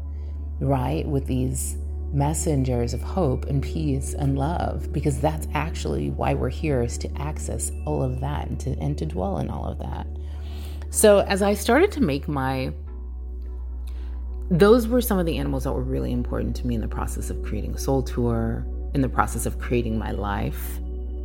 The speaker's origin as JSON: {"language": "English", "region": "California", "country": "United States", "tie": "born or raised there", "also_born_or_lived": "Oakland", "moved": "as an adult", "lives_now": "Portugal", "said": "I'm born and raised in California"}